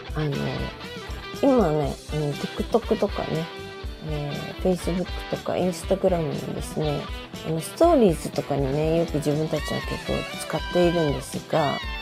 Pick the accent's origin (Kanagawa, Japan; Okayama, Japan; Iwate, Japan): Okayama, Japan; 私、あの、出身が岡山